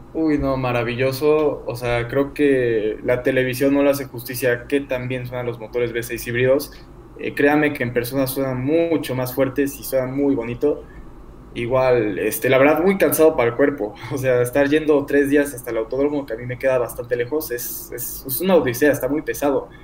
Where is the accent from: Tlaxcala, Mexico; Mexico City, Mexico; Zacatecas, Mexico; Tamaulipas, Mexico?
Mexico City, Mexico; soy acá de México, de Ciudad de México